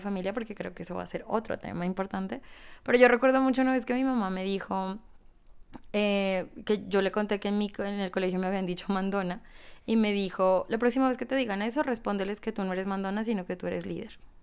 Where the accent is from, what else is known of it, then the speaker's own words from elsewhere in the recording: Ipiales, Nariño, Colombia; en una ciudad pequeña como Ipiales, de donde yo soy